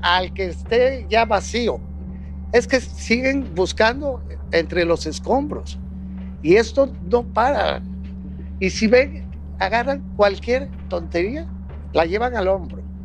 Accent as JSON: {"language": "Spanish", "town": "Acapulco", "region": "Guerrero", "country": "Mexico", "said": "Yo soy de Acapulco"}